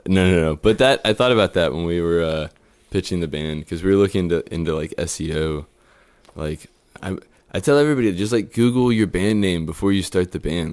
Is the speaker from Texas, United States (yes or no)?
yes; Houston, Texas, United States; moved away as an adult; now in Austin, United States; I grew up in Spring Branch